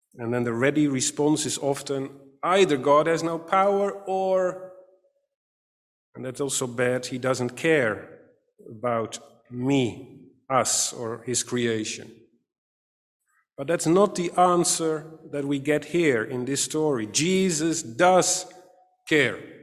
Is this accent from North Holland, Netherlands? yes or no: no; Katwijk, South Holland, Netherlands; I grew up in Katwijk aan Zee, a small seaside town near The Hague